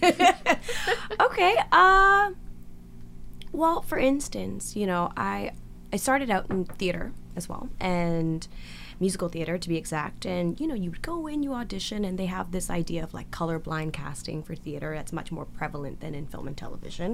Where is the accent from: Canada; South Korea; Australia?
Canada; Victoria, British Columbia; English is a second language; I grew up in Victoria, uh, which is a pretty smaller community than yeah. Vancouver